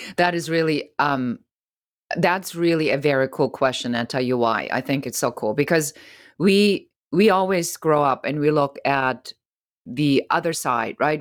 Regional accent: Germany; moved away; I'm originally from Germany

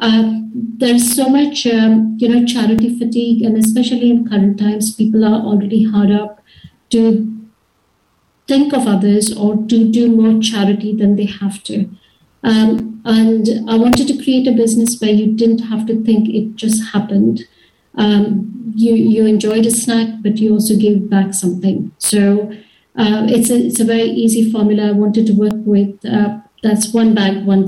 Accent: Mumbai, Maharashtra, India; now in United Kingdom; I was born and brought up in India, in Mumbai

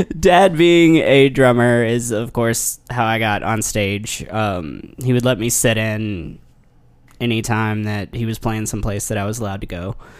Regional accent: near Paducah, Kentucky, United States; now in Nashville, United States; took a gig in Paducah, Kentucky, which is just right beside my hometown

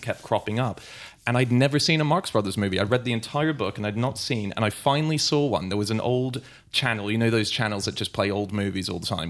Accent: Sydney, New South Wales, Australia; moved away; I, I grew up in Sydney. I was there in my, uh, teenage years, and my dad's Australian, so I went to Australian high school.

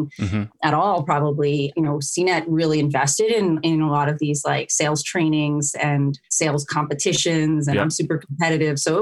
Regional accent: New York, United States; moved away as an adult; also born or lived in West Coast; I was originally from New York and the East Coast

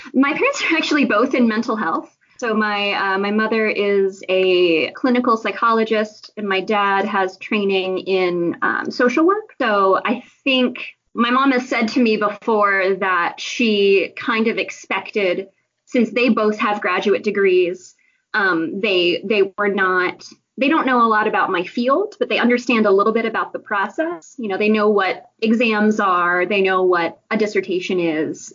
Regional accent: Pittsburgh, Pennsylvania, United States; now in State College, United States; I grew up in the Pittsburgh suburbs, so not too too far away

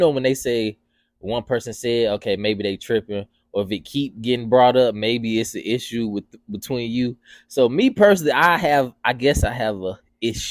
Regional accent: Atlanta, Georgia, United States; my family, they always called me white boy because I didn't act like I was from Atlanta.

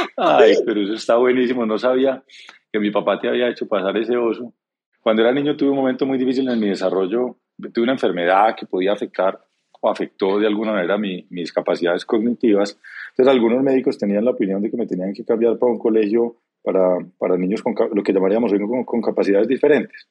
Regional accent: Antioquia, Colombia; crecí educado como un antioqueño tradicional

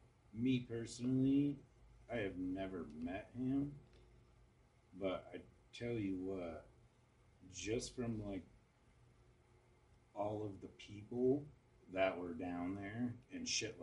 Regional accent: Mitchell, South Dakota, United States; also born or lived in Platte, South Dakota; I'm originally from Mitchell, South Dakota

